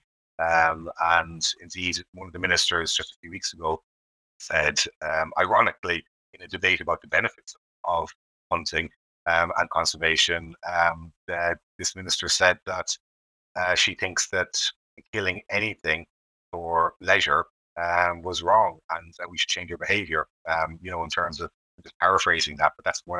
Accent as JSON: {"language": "English", "country": "Ireland", "tie": "born or raised there", "moved": "yes", "lives_now": "United Kingdom", "said": "I grew up in Ireland"}